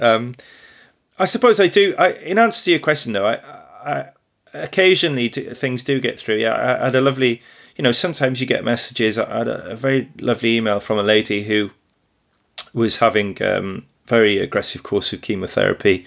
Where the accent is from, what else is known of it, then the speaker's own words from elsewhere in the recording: Wrexham, Wales, United Kingdom; I'm a farmer from Northeast Wales near Wrexham.